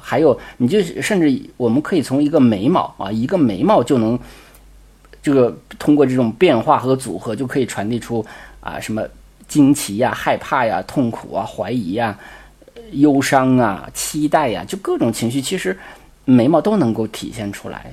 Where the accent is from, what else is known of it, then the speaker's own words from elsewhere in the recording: China; 我们中国人的考试考惯了嘛